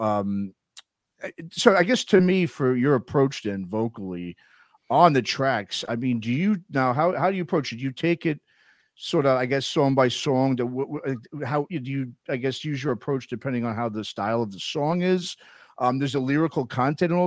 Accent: New York, United States; now in San Francisco, United States; I grew up in New York, but I live out in California

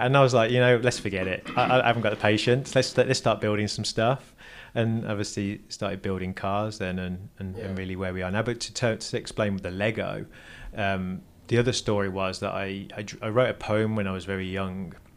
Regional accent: Lichfield, West Midlands, United Kingdom; moved away as an adult; also born or lived in Burton upon Trent; now in Los Angeles, United States; I was born in a place called Burton upon Trent

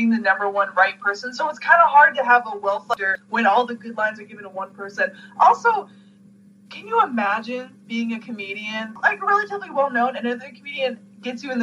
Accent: Canada; as a Canadian

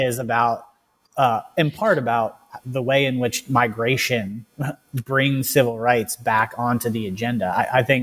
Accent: the South, United States; I'm a Southerner

